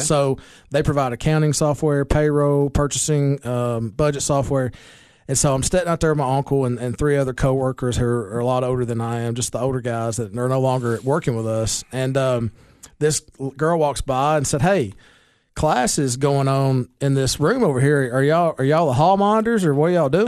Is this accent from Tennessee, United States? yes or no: yes; Baxter, Tennessee, United States; also born or lived in Nashville, Tennessee; born and raised in Putnam County. Was born at Cookville Hospital